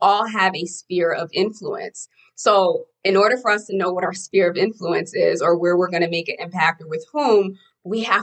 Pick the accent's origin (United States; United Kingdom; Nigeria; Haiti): Haiti; moved away; I'm an immigrant from Haiti